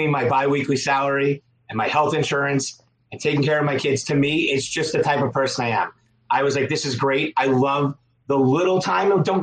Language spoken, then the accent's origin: English; Long Island, New York, United States; I'm from Long Island.